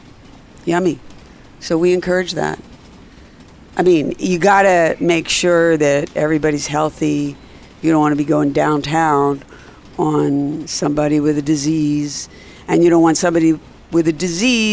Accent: Philadelphia, Pennsylvania, United States; I was born in Philly

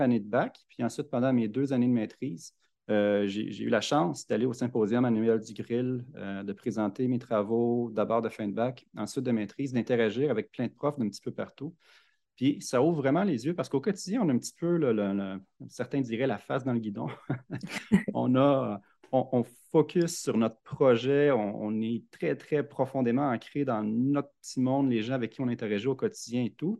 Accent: Louiseville, Quebec, Canada; also born or lived in Montreal; je né à Montréal, mais j'ai déménagé très, très tôt. Puis j'ai grandi à Louisville, sur le bord du lac Saint-Pierre

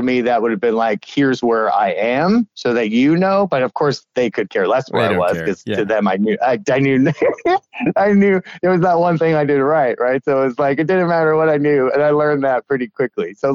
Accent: Long Island, New York, United States; moved away as an adult; also born or lived in Colorado / Florida; now in Chicago, United States; I grew up in New York, Long Island, New York

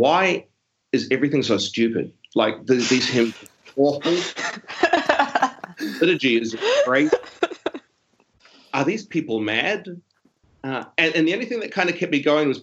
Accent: Auckland, New Zealand; moved away as an adult; now in Sydney, Australia; I grew up in South Auckland, which is Auckland's the biggest city that New Zealand has

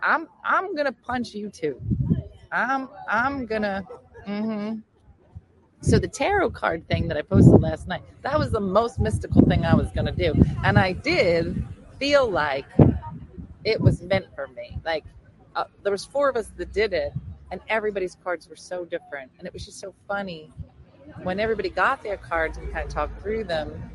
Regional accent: New Jersey, United States; I'm from New Jersey.

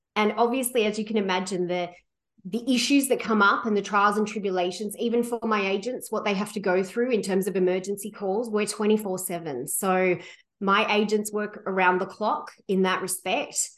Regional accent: Sydney, New South Wales, Australia; moved away as an adult; now in Vancouver, Canada; I came from, I grew up in Sydney, Australia

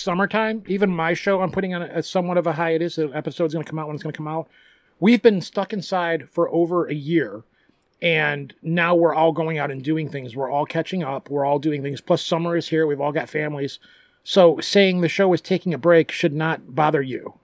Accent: Michigan, United States; You hold up your right hand because Michigan looks like a right hand, and you point on your hand where you live in the state

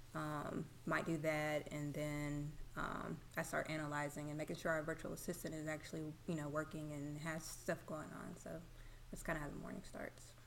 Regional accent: Madison, Mississippi, United States; also born or lived in Memphis, Tennessee / Rankin County, Mississippi; I'm … from Madison. I went to Madison Central High School

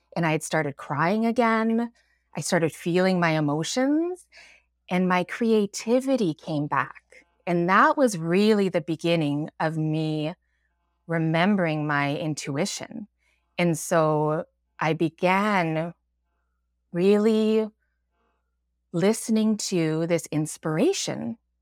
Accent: Alberta, Canada; moved away as an adult; now in Vancouver, Canada; I've lived here for about twenty years, but I grew up in Alberta.

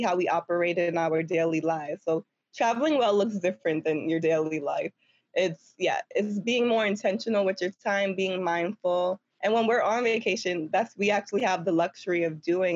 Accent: New York City, New York, United States; I'm from Harlem, and I never grew up, like, around much nature or trees or anything.

